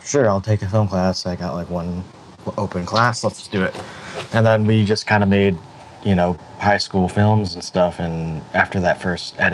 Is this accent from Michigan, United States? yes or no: yes; Detroit, Michigan, United States; now in Los Angeles, United States; I'm from Detroit, Michigan area